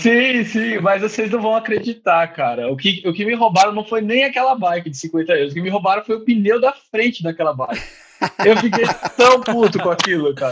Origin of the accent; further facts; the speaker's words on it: São Paulo, Brazil; moved away as an adult; now in Dublin, Ireland; eu sou de São Paulo